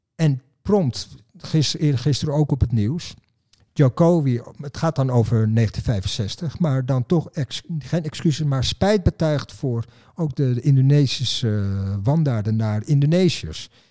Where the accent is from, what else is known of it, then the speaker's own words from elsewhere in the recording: Netherlands; ik ben een Nederlander